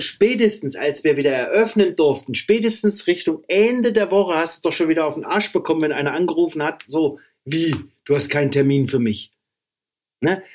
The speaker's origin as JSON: {"language": "German", "town": "Meiningen", "region": "Thuringia", "country": "Germany", "tie": "born or raised there", "moved": "as an adult", "lives_now": "Erfurt, Germany", "said": "ich komme eigentlich aus Meiningen, ne? Ja, genau. Das ist mein, das ist mein Geburtsort"}